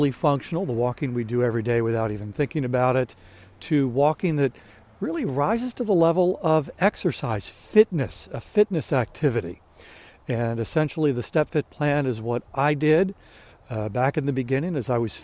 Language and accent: English; Maryland, United States; moved away as an adult; now in South Carolina, United States; I'm from Maryland, just moved down here a little more than a year ago